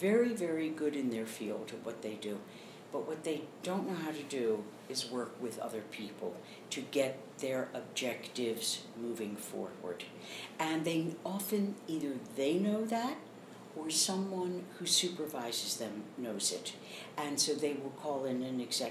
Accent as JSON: {"language": "English", "town": "Baltimore", "region": "Maryland", "country": "United States", "tie": "born or raised there", "also_born_or_lived": "Philadelphia, Pennsylvania / New York", "moved": "as an adult", "said": "I grew up in Baltimore, Maryland"}